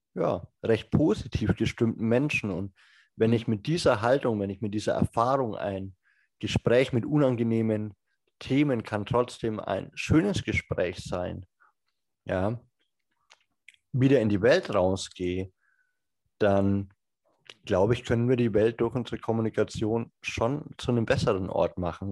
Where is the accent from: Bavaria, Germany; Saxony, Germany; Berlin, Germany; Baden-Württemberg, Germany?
Bavaria, Germany; Franconia; Ich komme ja aus Franken